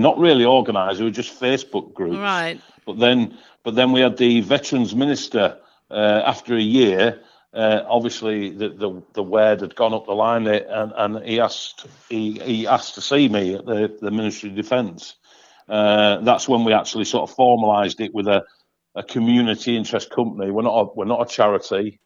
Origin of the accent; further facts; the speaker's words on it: Hull, Yorkshire and the Humber, United Kingdom; here in my hometown in Hull, Hull East Yorkshire